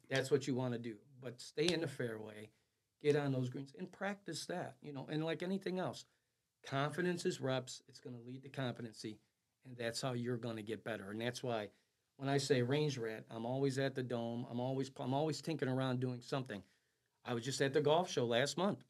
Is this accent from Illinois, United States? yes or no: yes; Chicago, Illinois, United States; I was born and raised in the River West neighborhood of Chicago, Illinois